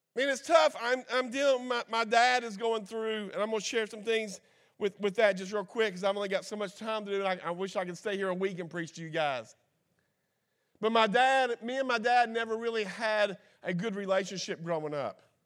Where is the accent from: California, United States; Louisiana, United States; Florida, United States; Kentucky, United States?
Kentucky, United States; I'm from Kentucky